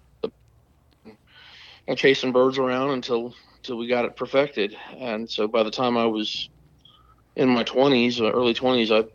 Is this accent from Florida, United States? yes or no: yes; Odessa, Florida, United States; I'm a Florida native, sixth generation on my mother's side. We've been here since 1861. I've been hunting turkeys since I was a little kid. I grew up out in Odessa, Florida, just north of Tampa